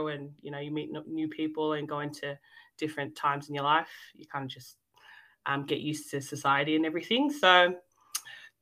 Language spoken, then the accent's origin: English; Melbourne, Victoria, Australia; also born or lived in Fiji; I was born and raised here in Melbourne